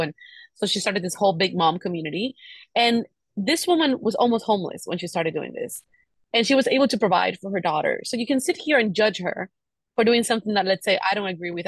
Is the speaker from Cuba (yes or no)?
yes; Cuba; moved away; I grew up in Cuba, and Cuba is like living back in the fifties